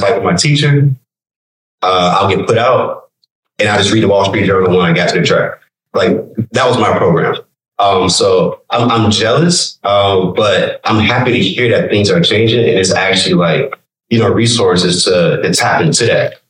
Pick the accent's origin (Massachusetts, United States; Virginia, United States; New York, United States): Virginia, United States; moved away; also born or lived in Richmond, Virginia (born) / Texas; I'm from Virginia